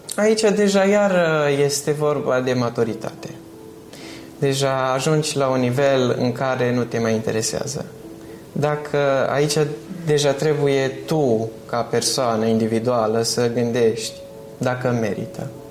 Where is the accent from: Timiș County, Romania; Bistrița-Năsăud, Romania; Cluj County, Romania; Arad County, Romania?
Bistrița-Năsăud, Romania; Bistrița; now in United Kingdom; Bistrița, localitatea noastră